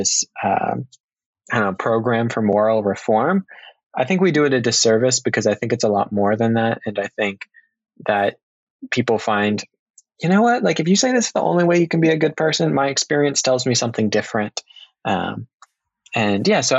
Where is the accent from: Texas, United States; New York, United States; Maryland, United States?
Maryland, United States; moved away as an adult; now in Chicago, United States; I'm from Maryland. Currently, I'm in Chicago